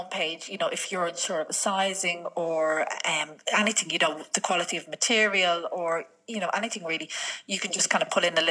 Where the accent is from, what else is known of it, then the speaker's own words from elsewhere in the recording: Dublin, Leinster, Ireland; moved away as an adult; also born or lived in Spain; now in Kildare, Ireland; We grew up together in East Wall.